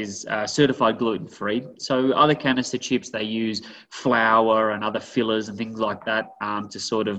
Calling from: Boulder, Colorado, United States; So I am here in beautiful, sunny Boulder, Colorado.

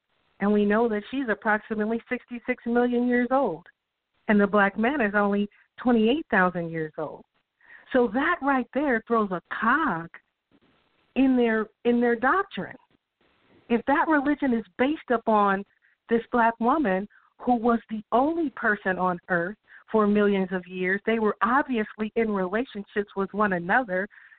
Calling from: California, United States; I'm calling from California.

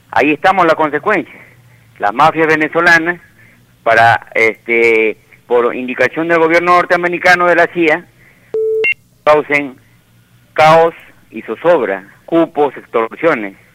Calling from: Villa María del Triunfo, Lima, Peru; Sí, este, buenos días, hermano Ibel. … de Villa María del Triunfo.

